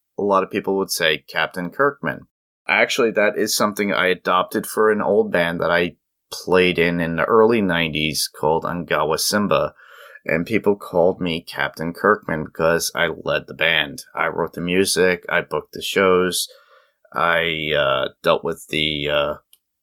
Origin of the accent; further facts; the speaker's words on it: New York City, New York, United States; now in upstate New York, United States; I grew up in Staten Island